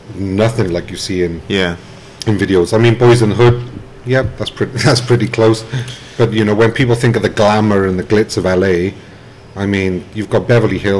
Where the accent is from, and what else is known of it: Wales, United Kingdom; moved away as an adult; also born or lived in Richmond, Virginia / Buffalo, New York